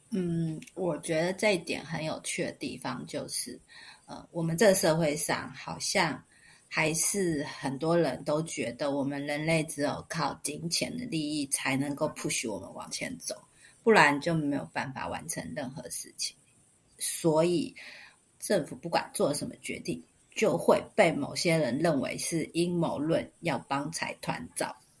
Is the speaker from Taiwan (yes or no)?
yes; Taiwan; 我们台湾小国寡民的